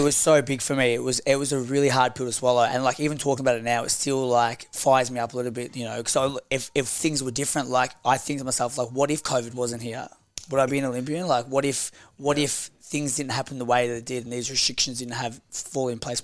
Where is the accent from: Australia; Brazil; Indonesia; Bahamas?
Australia